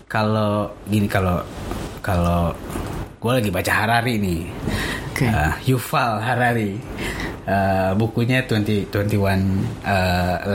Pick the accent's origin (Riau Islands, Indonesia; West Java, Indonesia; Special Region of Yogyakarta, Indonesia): West Java, Indonesia; Tasikmalaya; now in Jakarta, Indonesia; mungkin yang mungkin masih terjaga kampung saya di Tasik itu Tasik, masih